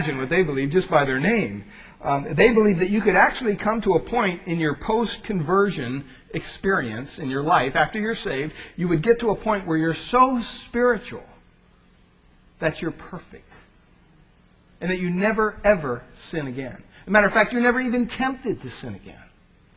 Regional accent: Pennsylvania, United States; I grew up in Pennsylvania.

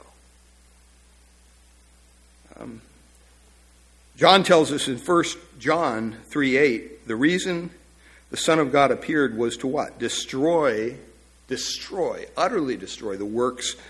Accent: Pennsylvania, United States; growing up in Pennsylvania

